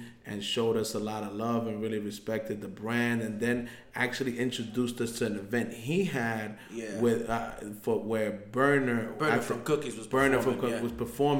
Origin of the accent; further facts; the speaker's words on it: New York, United States; I'm born and raised in New York.